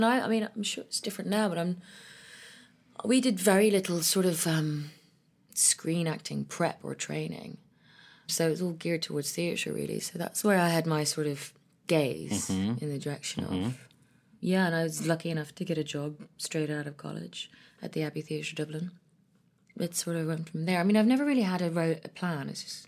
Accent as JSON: {"language": "English", "country": "Ethiopia", "tie": "born or raised there", "also_born_or_lived": "Ireland / London", "said": "I was born in Ethiopia to an Ethiopian father and an Irish mother. So I was raised between Ethiopia, Ireland, and London."}